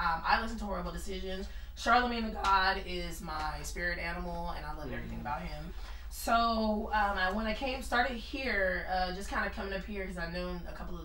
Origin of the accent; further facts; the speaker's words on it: San Bernardino, California, United States; also born or lived in high desert, California / Alabama; San Bernardino, Fontana area